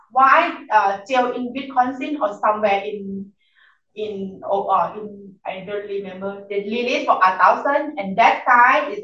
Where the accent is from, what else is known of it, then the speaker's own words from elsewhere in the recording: Chiang Mai, Thailand; English is a second language; now in Washington, United States; I'm from Chiang Mai, north of Thailand.